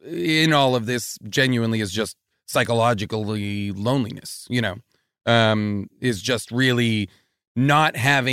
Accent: Boston, Massachusetts, United States; I grew up in New England. I grew up like suburban Boston. And my whole family lives in that same in Boston.

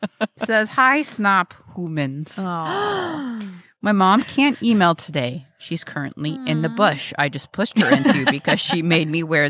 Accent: Texas, United States; I'm from Texas.

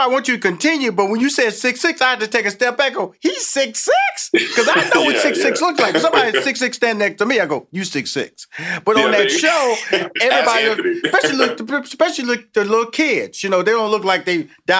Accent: Houston, Texas, United States; you're a Texas boy like me. I'm from Houston, Texas.

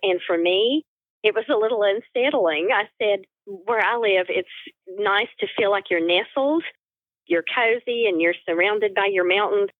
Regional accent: the little tip of Virginia, United States; accent: Northeast Tennessee; also born or lived in Hampton, Virginia; the accent you're hearing is Northeast Tennessee, and it's just because I've lived here since I was about 5 years old.

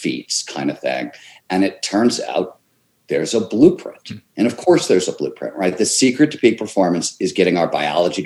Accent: Cleveland, Ohio, United States; growing up in Cleveland, Ohio

